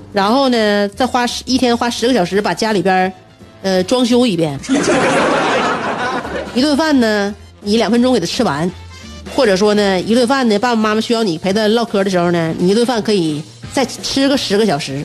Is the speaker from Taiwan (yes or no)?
no; China; 我们中国人